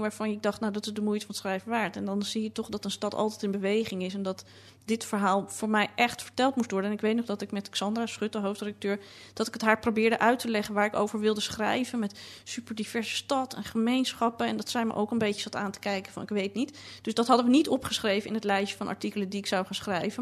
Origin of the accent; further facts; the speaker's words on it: Amsterdam, North Holland, Netherlands; toen ik in de jaren tachtig opgroeide in Amsterdam... en ik wel eens tegen mensen op vakantie wat dan ook zei... ik kom uit Amsterdam, dat ze dan heel moesten lachen... want ik had geen plat Amsterdams accent.